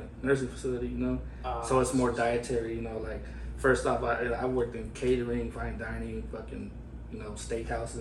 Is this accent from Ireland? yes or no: no; Fresno, California, United States; moved away as an adult; now in Portland, United States; I'm from the Central Valley of California, the Fresno area, you know. And I've been out there most of my life